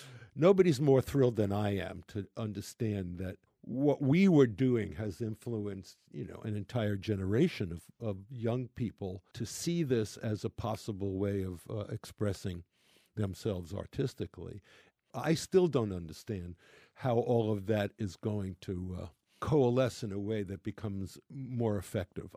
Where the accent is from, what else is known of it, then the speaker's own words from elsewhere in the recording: New York City, New York, United States; I'm a New Yorker